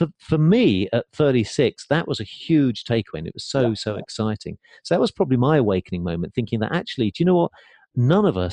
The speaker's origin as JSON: {"language": "English", "region": "England", "country": "United Kingdom", "tie": "born or raised there", "moved": "as an adult", "lives_now": "United States", "said": "growing up in England"}